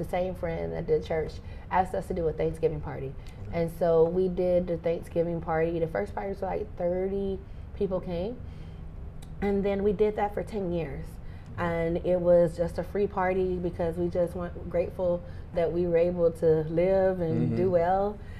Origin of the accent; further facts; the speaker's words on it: Mississippi, United States; I am. I'm a Mississippi girl.